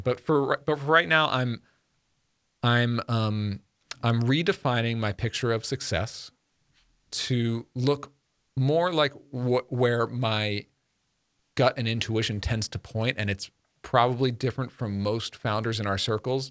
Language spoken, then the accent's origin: English; Long Island, New York, United States; moved away as an adult; now in Connecticut, United States; growing up in New York